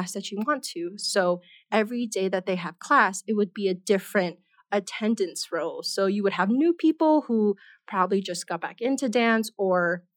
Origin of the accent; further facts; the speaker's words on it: Oahu, Hawaii, United States; moved away as an adult; now in Denver, United States; I'm originally from Hawaii, the island of Oahu